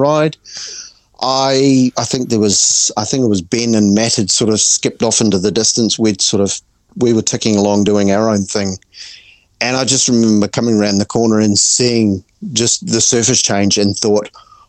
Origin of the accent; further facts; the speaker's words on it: Auckland, New Zealand; I'm from Auckland